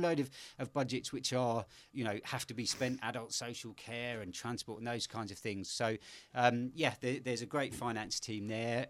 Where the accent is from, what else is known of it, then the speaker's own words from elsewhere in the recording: London, United Kingdom; moved away as an adult; now in Bristol, United Kingdom; I grew up in the middle of London, uh, in Pimlico